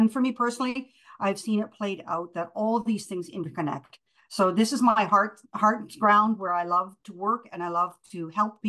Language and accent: English; Prince Edward Island, Canada; moved away as an adult; also born or lived in Germany; I moved from Prince Edward Island as a girl to Germany when I finished high school and a couple of years of university